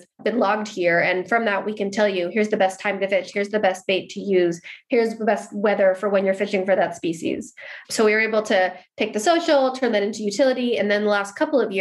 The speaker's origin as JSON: {"language": "English", "town": "Seattle", "region": "Washington", "country": "United States", "also_born_or_lived": "Berlin, Germany / Canada", "moved": "as an adult", "lives_now": "Stockholm, Sweden", "said": "previously in Seattle, where I'm from, also working at a digital agency"}